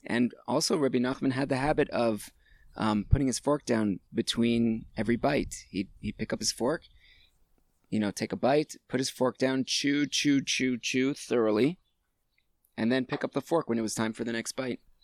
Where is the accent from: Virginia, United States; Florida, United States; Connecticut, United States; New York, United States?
Florida, United States; Hollywood; also born or lived in Hattiesburg, Mississippi / Gainesville, Florida; I was all of 2 years old when my parents picked up and moved to Florida